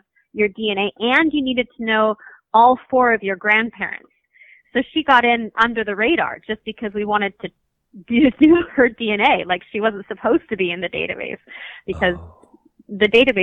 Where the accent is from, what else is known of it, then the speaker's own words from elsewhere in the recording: Washington, United States; we're from Washington State, you know, our whole family